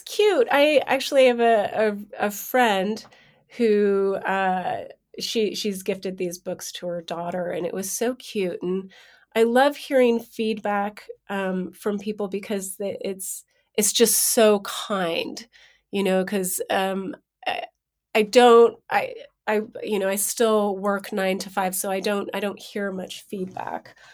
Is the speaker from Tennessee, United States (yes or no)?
no; San Francisco, California, United States; also born or lived in New York; I was born in San Francisco